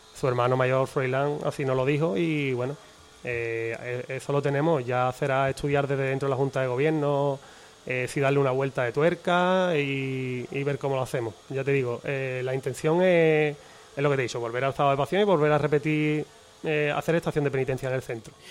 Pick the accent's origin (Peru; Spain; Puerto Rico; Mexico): Spain; Jerez de la Frontera, Andalusia; nosotros somos de Guadalcacín, estamos orgullosos de ser de allí